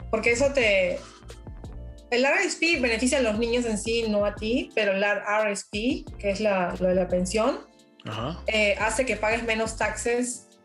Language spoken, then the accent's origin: Spanish; Peru; now in Canada; Pero lo bueno, por ejemplo, yo soy de Perú, ¿no?